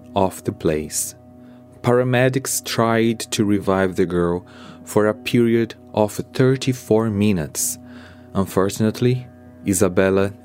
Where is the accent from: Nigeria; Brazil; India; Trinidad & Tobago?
Brazil; English is a second language; I'm Brazilian